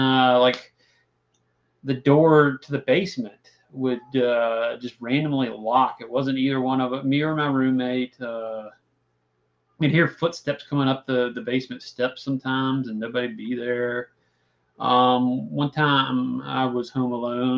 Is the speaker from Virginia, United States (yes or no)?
yes; Christiansburg, Virginia, United States; I grew up in Christiansburg